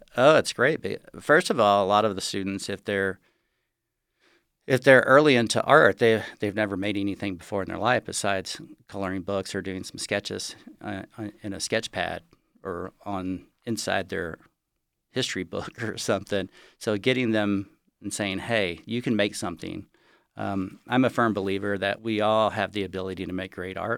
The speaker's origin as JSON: {"language": "English", "town": "Galveston", "region": "Texas", "country": "United States", "tie": "born or raised there", "moved": "yes", "lives_now": "Lake Tahoe, United States", "said": "I grew up in Galveston, Texas"}